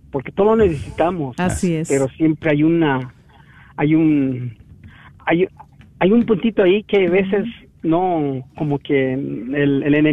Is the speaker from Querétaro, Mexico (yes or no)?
yes; Querétaro, Mexico; Soy del estado de Querétaro